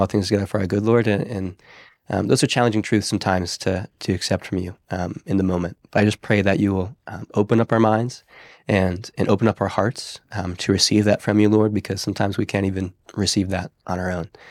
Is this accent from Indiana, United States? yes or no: no; Pennsylvania, United States; moved away; I'm from Pennsylvania originally